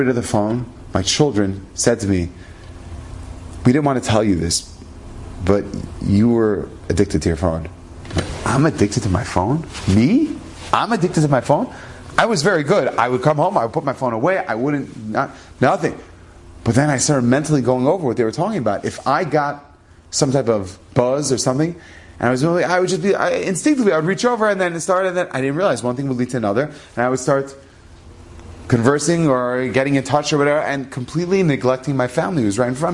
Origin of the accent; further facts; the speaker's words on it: Denver, Colorado, United States; I'm an American. I grew up in Denver, Colorado